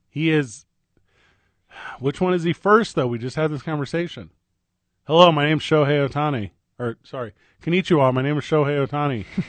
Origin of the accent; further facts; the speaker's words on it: St. Louis, Missouri, United States; now in New Mexico, United States; Saint Louis, my hometown